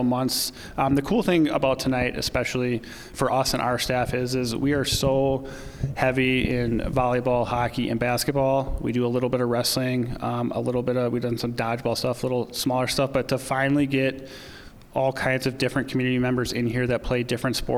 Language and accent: English; Pulaski, Wisconsin, United States; also born or lived in Waukesha, Wisconsin; now in Appleton, United States; I'm from Pulaski. I'm a 2003 graduate, Pulaski High School